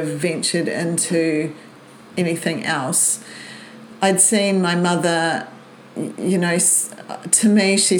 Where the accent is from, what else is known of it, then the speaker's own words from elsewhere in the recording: New Zealand; moved away as an adult; now in Brisbane, Australia; Born in New Zealand and moved to Brisbane when I was 20